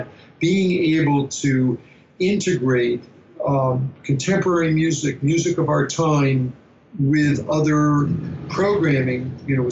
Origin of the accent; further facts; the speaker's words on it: Albany, New York, United States; I grew up around Albany, New York, the capital of New York State